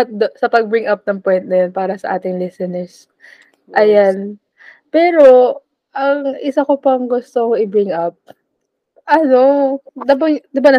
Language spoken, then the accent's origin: Tagalog; Philippines; Hindi ako taga Metro Manila. Isa po akong probinsyana.